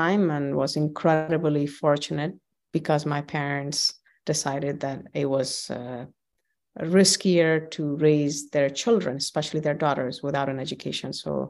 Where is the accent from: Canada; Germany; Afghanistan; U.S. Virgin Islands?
Afghanistan; Kabul; I was born and raised in Kabul, Afghanistan.